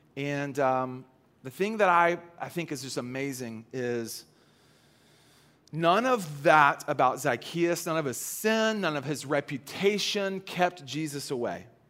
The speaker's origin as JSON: {"language": "English", "region": "the South", "country": "United States", "tie": "born or raised there", "said": "I grew up in the South."}